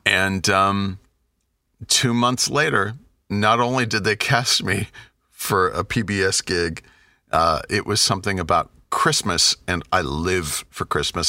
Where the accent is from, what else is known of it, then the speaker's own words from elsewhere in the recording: United States; I'm an American.